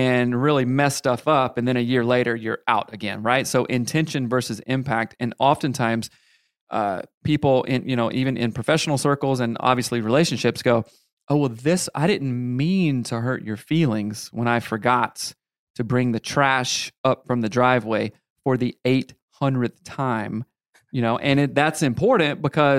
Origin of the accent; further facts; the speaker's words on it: South Carolina, United States; I was raised in the Bible Belt